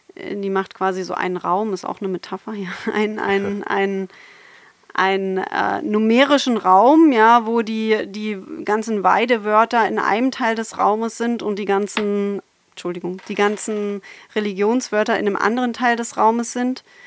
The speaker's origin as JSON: {"language": "German", "region": "Berlin", "country": "Germany", "tie": "born or raised there", "also_born_or_lived": "Halle an der Saale / Saarbrücken / Potsdam / Konstanz", "moved": "as an adult", "lives_now": "Bochum, Germany", "said": "ich komme eigentlich aus Berlin"}